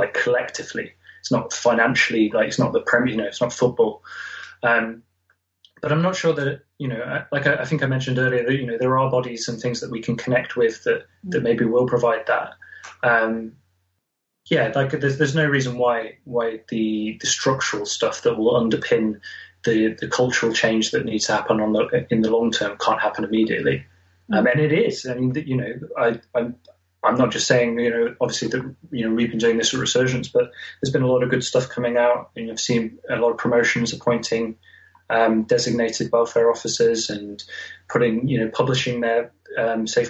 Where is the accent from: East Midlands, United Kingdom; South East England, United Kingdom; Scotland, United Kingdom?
East Midlands, United Kingdom; Nottingham; I'm from Nottingham. I live in Nottingham